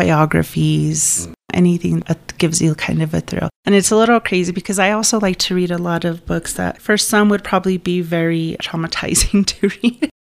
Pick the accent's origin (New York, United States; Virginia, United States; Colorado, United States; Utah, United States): Colorado, United States; Monte Vista; also born or lived in El Paso, Texas / Center, Colorado; Since third grade, I've been here. I like to say I was raised here. I mean, I've been here most of my life.